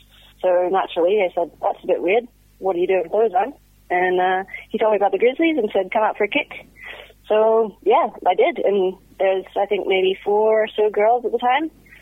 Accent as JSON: {"language": "English", "country": "Canada", "moved": "as an adult", "lives_now": "Seattle, United States", "said": "I moved out from Canada to Seattle about 2 years ago"}